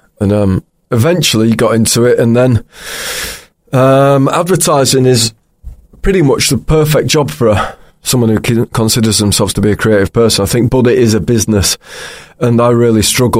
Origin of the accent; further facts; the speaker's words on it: Pocklington, Yorkshire and the Humber, United Kingdom; moved away as an adult; also born or lived in York / Newcastle; now in London, United Kingdom; I was born in York, and then I grew up in a place called Pocklington